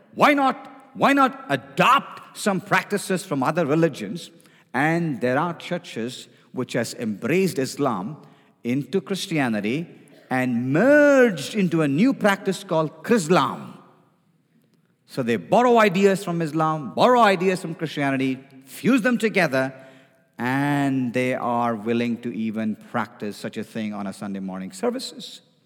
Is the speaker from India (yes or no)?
yes; India; now in United States; I come from India